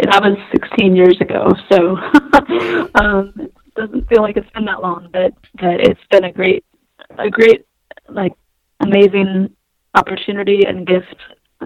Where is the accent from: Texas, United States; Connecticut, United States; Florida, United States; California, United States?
Texas, United States; Houston; moved away as an adult; now in Boston, United States; I'm from Houston, Texas